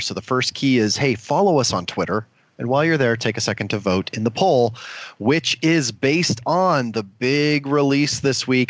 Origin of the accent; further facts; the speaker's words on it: Omaha, Nebraska, United States; my hometown of Omaha, Nebraska